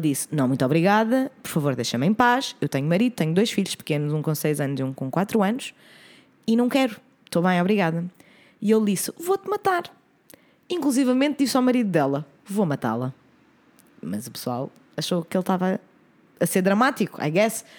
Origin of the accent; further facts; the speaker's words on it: Oeiras, Lisbon, Portugal; na minha terra natal, meu querido Conselho de Oeiras